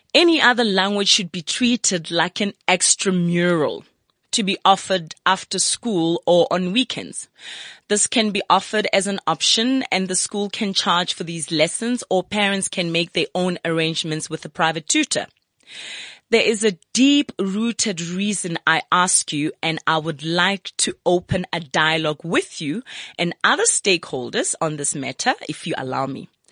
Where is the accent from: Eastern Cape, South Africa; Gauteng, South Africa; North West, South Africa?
Gauteng, South Africa; Soweto; I'm from Soweto